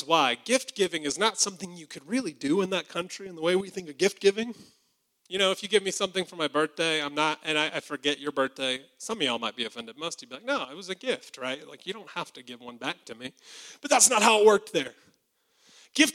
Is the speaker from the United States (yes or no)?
yes; Alabama, United States; I'm from Alabama